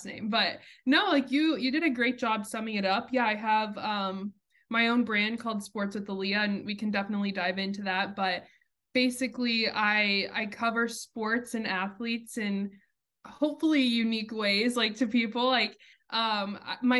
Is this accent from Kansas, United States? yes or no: yes; Wichita, Kansas, United States; also born or lived in New York; where I grew up in Wichita, Kansas